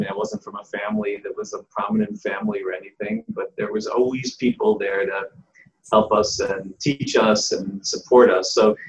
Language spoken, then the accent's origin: English; Cleveland, Ohio, United States; I grew up in Cleveland, Ohio, which many people know is one of the absolutely amazing Jewish communities in the world.